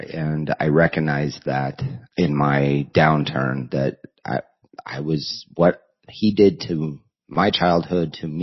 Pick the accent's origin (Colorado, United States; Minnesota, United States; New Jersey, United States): Colorado, United States; moved away as an adult; also born or lived in Nebraska; Colorado, my hometown area